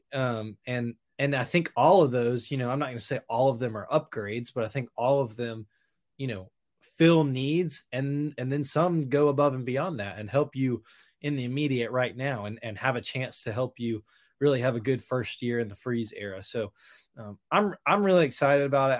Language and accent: English; Hoover, Alabama, United States; I grew up in Hoover